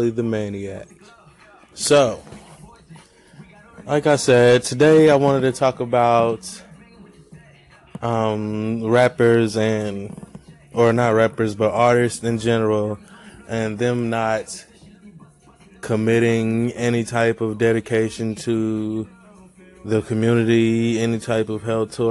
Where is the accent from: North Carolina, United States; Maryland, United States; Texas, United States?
North Carolina, United States; Greenville; My hometown, Greenville, North Carolina